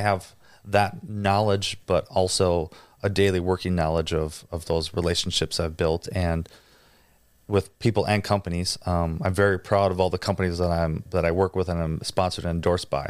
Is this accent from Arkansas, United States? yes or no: no; near Green Bay, Wisconsin, United States; I grew up in a small little town and, and, you know, just outside Green Bay